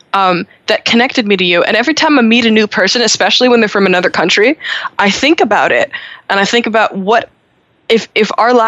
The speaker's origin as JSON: {"language": "English", "town": "Montreal", "region": "Quebec", "country": "Canada", "said": "in Montreal, we don't say that because, we're Francophone."}